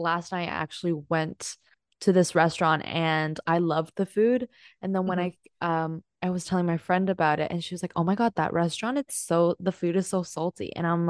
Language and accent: English; Hong Kong; So growing up in Hong Kong